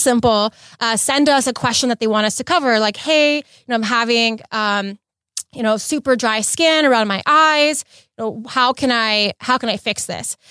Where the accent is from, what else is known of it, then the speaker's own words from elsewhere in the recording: Los Angeles, California, United States; also born or lived in Bay Area; I was born and raised in L A, um, born and raised in the West Side